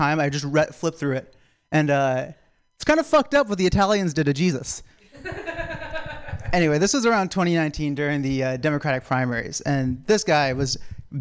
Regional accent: South Carolina, United States; I'm from South Carolina

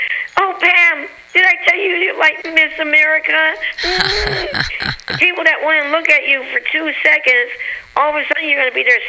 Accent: San Francisco, California, United States; Good old San Francisco.

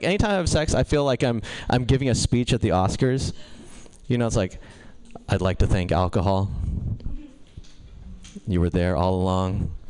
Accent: India; Yeah. Yeah. I'm Indian, too. Do you feel closer to me now?

